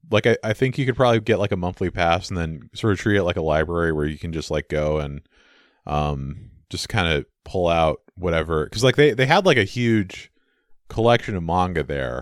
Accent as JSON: {"language": "English", "town": "San Francisco", "region": "California", "country": "United States", "tie": "born or raised there", "said": "I grew up in San Francisco"}